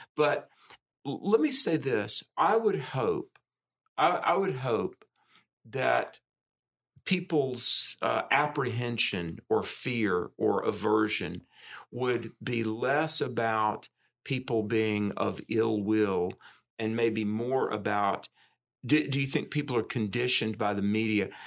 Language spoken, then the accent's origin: English; the South, United States; I'm a Southerner, grew up in the South